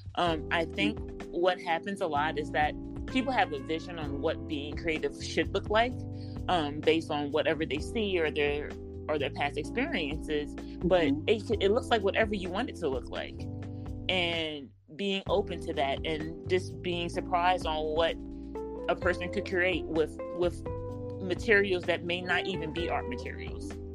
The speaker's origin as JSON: {"language": "English", "town": "New York City", "region": "New York", "country": "United States", "said": "I'm from New York City"}